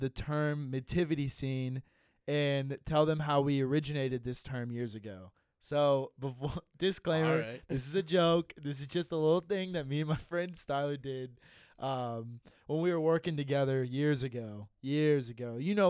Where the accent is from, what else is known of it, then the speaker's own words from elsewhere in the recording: Dayton, Ohio, United States; I've been born and raised in Dayton my whole life.